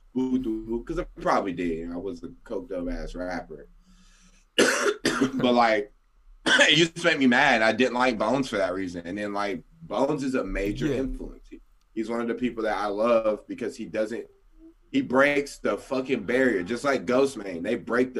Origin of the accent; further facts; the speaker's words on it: the South, United States; I'm from the South